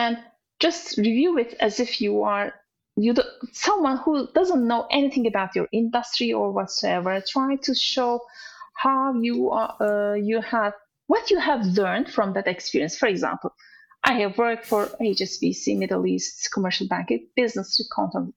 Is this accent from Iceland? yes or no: no; Turkey; English is a second language; moved away as an adult; also born or lived in Dubai / Azerbaijan; now in United Kingdom; we moved from our home country from Turkey to other countries